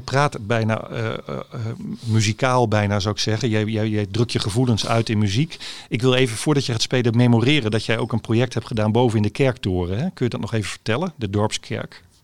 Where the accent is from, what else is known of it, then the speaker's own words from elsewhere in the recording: Haren, Groningen, Netherlands; Ik ben geboren en getogen in Haren